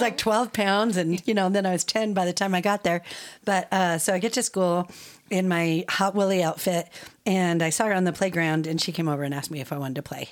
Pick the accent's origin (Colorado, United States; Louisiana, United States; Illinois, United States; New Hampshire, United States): Colorado, United States; Arvada; also born or lived in Georgia, United States; I was born in Colorado, and we lived in Georgia for six years. When we came back in 1980, um, started going to public school in Arvada